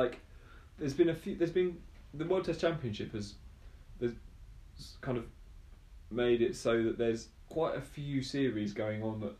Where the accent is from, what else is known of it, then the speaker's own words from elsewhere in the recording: England, United Kingdom; me being English